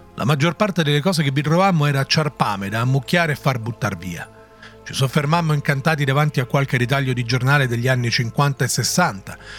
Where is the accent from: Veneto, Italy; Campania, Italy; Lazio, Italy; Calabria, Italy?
Lazio, Italy; area near Rome; Per chi non è delle mie parti fare sega significa marinare la scuola